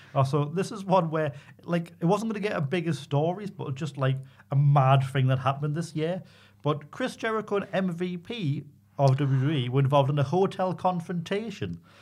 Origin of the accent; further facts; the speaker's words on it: Newcastle upon Tyne, North East England, United Kingdom; accent: Geordie; quite as Geordie as me from New Biggin Hall